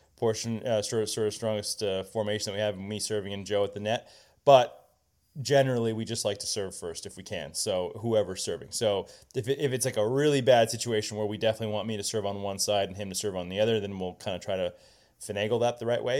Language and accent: English; Indianapolis, Indiana, United States; growing up in Indianapolis, we, you know, played a lot of junior tennis indoors